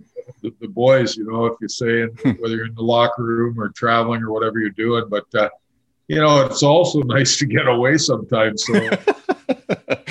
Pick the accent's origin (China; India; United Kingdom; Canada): Canada; Winkler, Manitoba; moved away; I grew up in Winkler, Manitoba, and played all my winter hockey there.